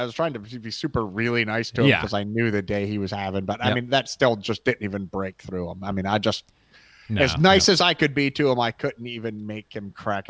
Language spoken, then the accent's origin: English; Northeast, United States; moved away; we grew up in the Northeast